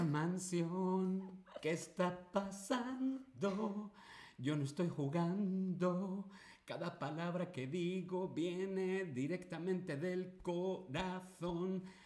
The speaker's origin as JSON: {"language": "Spanish", "country": "Spain", "said": "yo soy de España."}